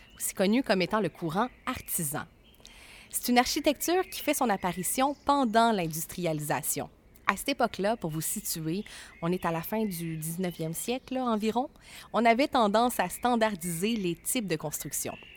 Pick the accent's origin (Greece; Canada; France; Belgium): Canada; Trois-Rivières, Quebec; mon chez nous